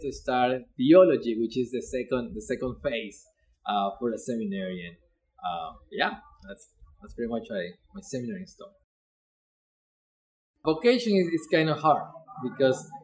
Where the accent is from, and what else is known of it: Ecuador; English is a second language; now in Eugene, United States